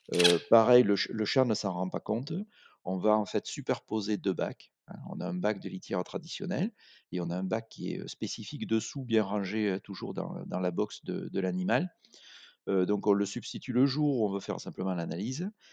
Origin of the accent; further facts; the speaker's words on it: Aveyron, Occitania, France; also born or lived in Montpellier; On est originaire d'Aveyron